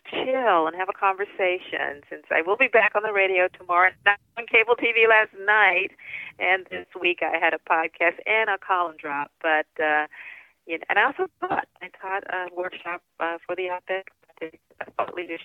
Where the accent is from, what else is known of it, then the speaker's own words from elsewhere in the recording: Baltimore, Maryland, United States; I grew up in West Baltimore in a family of five kids, two parents, and a boarder in a row house in West Baltimore